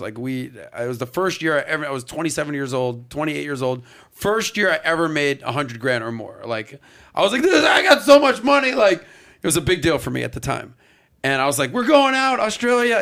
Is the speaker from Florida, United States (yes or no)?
yes; Miami, Florida, United States; growing up in Miami in the nightlife business